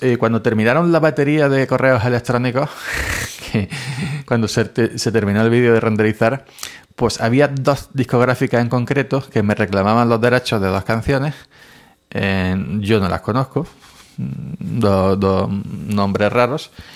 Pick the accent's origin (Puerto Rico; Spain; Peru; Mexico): Spain; en mi país, en España